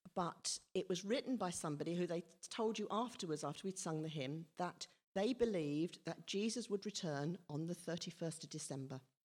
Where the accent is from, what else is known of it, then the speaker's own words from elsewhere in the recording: Whyteleafe, South East England, United Kingdom; also born or lived in Redhill; I moved to, well, with my family, moved to Whiteleaf when I was four. Um, but prior to that, I was born in Red Hill Hospital.